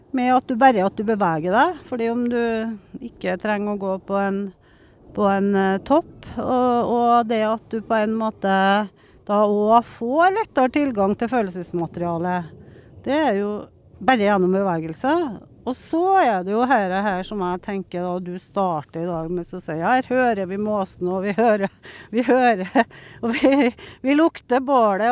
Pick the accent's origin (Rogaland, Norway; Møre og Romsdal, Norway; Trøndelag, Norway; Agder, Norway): Trøndelag, Norway; Steinkjer; moved away; also born or lived in Troms; jeg er født på Steinkjer.